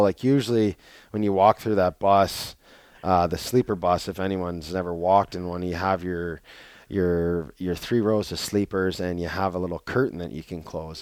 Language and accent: English; Canada; moved away; being Canadian